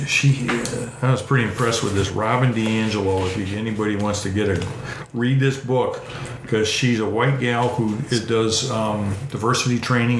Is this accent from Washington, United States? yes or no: no; Levittown, New York, United States; So I'm growing up in Levittown where it was a potato field. Mr. Levitt built all these houses.